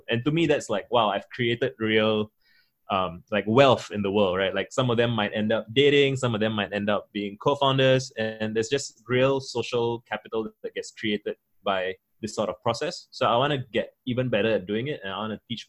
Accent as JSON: {"language": "English", "country": "Singapore", "said": "I'm a Singaporean Tamil, I'm Indian, I'm a minority in majority Chinese Singapore"}